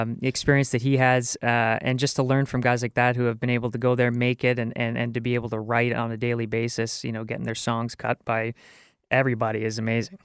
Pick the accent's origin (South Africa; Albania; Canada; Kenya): Canada; as a, as a Canadian